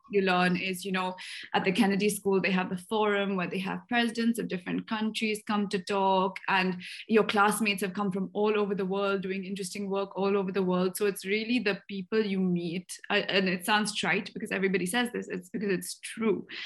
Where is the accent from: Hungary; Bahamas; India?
India; Bangalore, Karnataka; I grew up in Bangalore